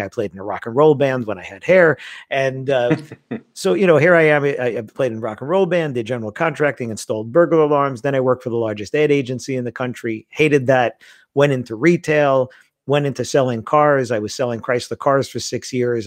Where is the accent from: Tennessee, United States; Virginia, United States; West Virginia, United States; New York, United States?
New York, United States; New York City; I grew up in Queens, in New York